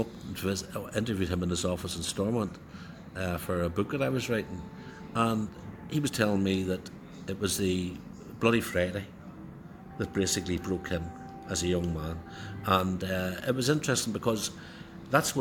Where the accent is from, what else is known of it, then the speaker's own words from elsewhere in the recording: Belfast, Northern Ireland, United Kingdom; I was from Turf Lodge